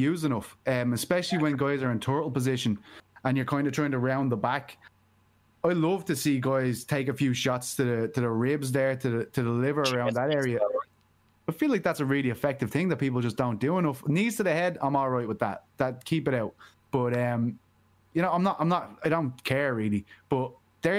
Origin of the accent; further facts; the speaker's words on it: Dublin, Leinster, Ireland; I'm from Blanchardstown